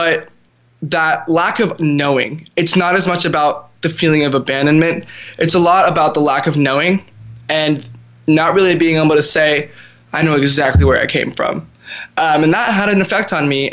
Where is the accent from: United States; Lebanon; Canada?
United States; Dallas, Texas; born or raised there; also born or lived in Russia